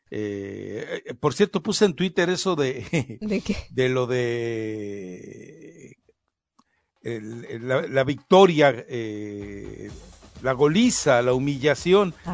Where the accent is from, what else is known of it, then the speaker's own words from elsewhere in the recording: Mexico; O sea, me están diciendo que yo como mexicano no puedo votar y ellos sí.